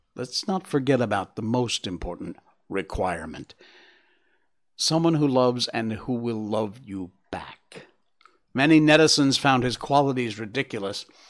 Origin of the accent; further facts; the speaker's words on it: Connecticut, United States; that's my home state